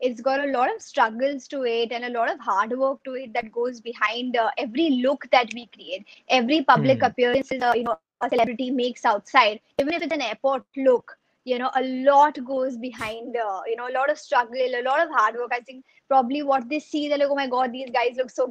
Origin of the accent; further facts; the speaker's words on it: Mumbai, Maharashtra, India; I'm based in Bombay. I've been born and brought up in Bombay.